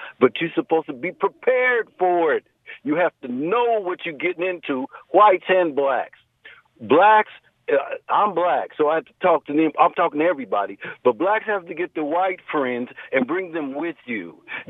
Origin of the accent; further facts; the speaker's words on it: Indiana, United States; now in California, United States; I'm born and raised in Indiana.